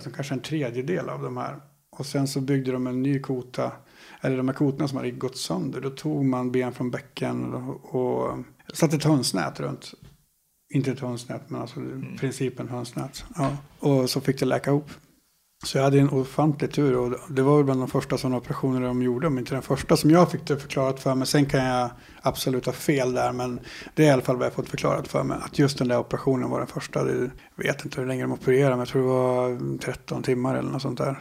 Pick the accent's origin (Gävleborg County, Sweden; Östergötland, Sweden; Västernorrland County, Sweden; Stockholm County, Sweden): Västernorrland County, Sweden; Härnösand; also born or lived in Sollefteå / Sandslån; Jag är född i Sollefteå. Uppvuxen delvis på ett ställe som heter Sandslån. Ett eh, flotta samhälle med ett par hundra invånare kanske, en liten by längs Ångmanälven. Sen så när jag började skolan, då flyttade vi till Härnösand